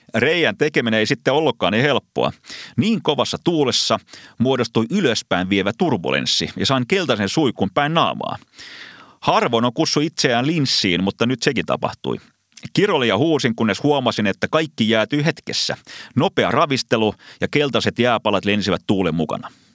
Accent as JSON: {"language": "Finnish", "country": "Finland", "said": "Vastasin, että Suomesta"}